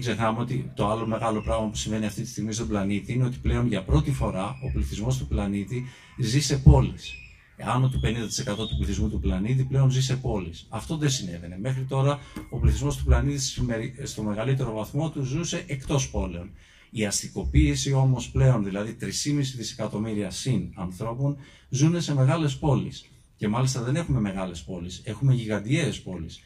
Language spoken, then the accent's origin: Greek; Kymi, Central Greece, Greece; εγώ είμαι από την Κίμη